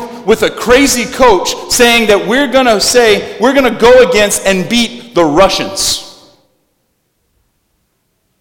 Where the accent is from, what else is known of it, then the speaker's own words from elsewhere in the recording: South Louisiana, United States; we're from South Louisiana